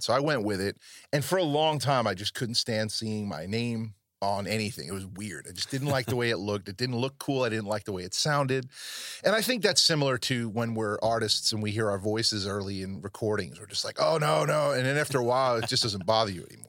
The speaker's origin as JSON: {"language": "English", "region": "New York area", "country": "United States", "said": "I come from the New York area"}